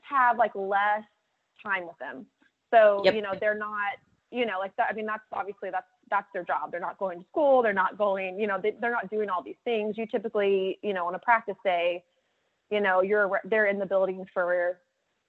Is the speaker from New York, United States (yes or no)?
no; Dallas, Texas, United States; moved away as an adult; also born or lived in Auburn, Alabama / Bloomington, Indiana; I grew up in Dallas